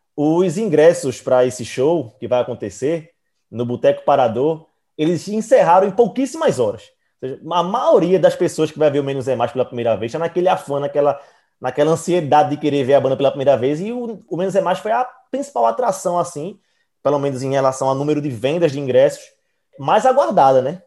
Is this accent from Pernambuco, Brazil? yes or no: yes; Recife, Pernambuco, Brazil; Nós somos do Recife.